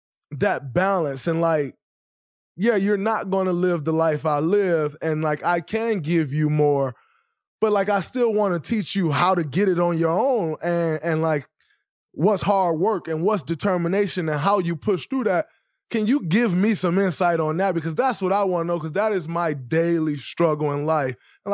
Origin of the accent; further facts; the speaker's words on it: Saginaw, Michigan, United States; me growing up in Saginaw